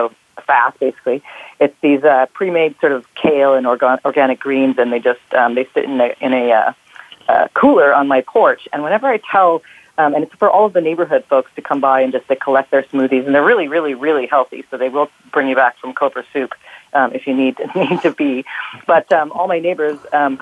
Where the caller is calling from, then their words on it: Toronto, Ontario, Canada; I'm calling from downtown Toronto